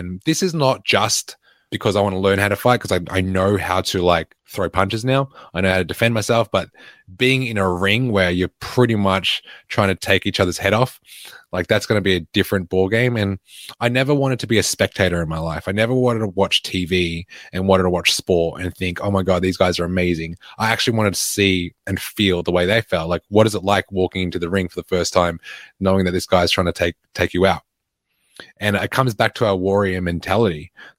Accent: Altona North, Victoria, Australia; I grew up in Altona North, the West of the West.

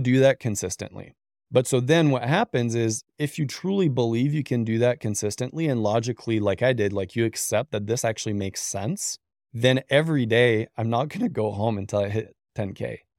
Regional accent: Canada; moved away as an adult; now in United States; I'm Canadian originally

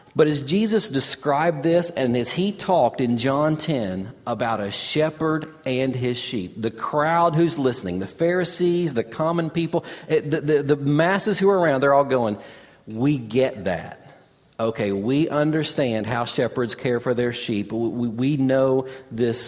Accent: Kentucky, United States; growing up in Kentucky

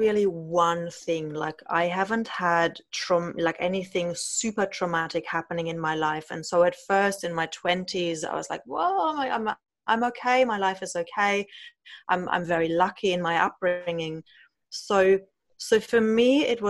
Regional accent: Germany; growing up in Germany with parents who've grown up in the post-war

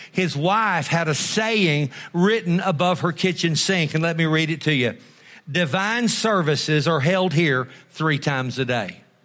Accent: Texas, United States; I'm almost as glad enough to be an American as I am a Texan

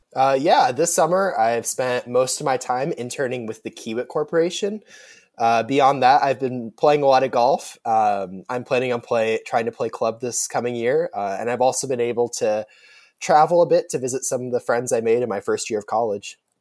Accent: Omaha, Nebraska, United States; I'm a rising sophomore, and I'm from Omaha, Nebraska

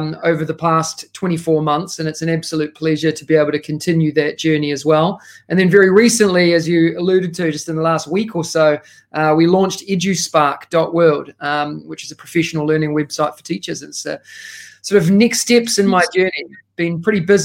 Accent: New Zealand; moved away as an adult; now in Singapore; As you can tell by the accent, I am originally from New Zealand

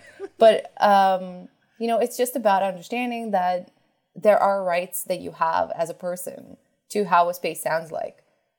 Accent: New York City, New York, United States; Like I grew up in a city, you know, I grew up in New York City.

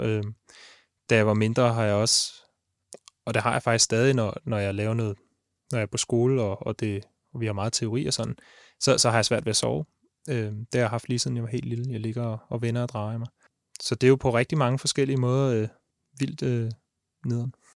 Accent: Ishøj, Capital Region of Denmark, Denmark; Jeg er fra Ishøj, og jeg er tømmerlærling

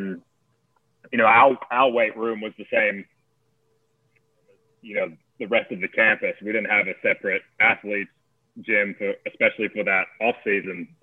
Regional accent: Australia; moved away; where I grew up in Australia

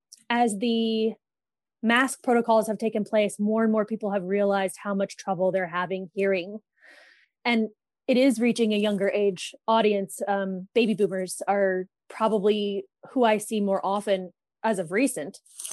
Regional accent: Thousand Oaks, California, United States; In Thousand Oaks, California.

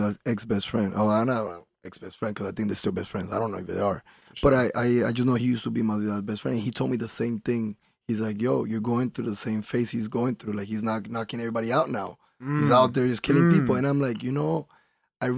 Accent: Colombia; now in Miami, United States; I was raised in Colombia. I wasn't born there.

